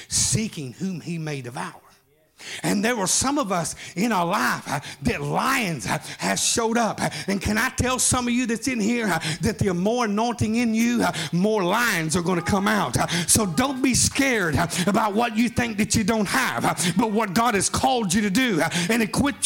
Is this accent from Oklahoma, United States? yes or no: yes; Atoka, Oklahoma, United States; I'm from Atoka, Oklahoma. Home of Lane Frost. We're bull riders